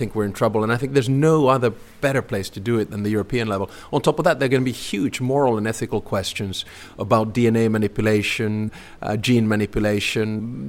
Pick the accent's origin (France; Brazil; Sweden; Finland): Finland; Helsinki, Uusimaa; now in Espoo, Finland; Home is in Espoo, and for those of you who don't know, it's a city right next to Helsinki. I was born in Helsinki, only 3 kilometers away from